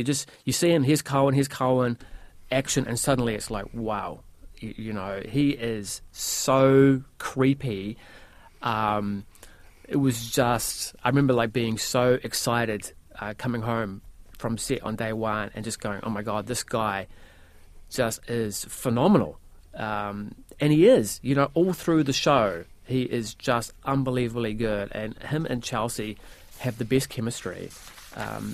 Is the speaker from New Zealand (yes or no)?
yes; New Zealand; I'm from New Zealand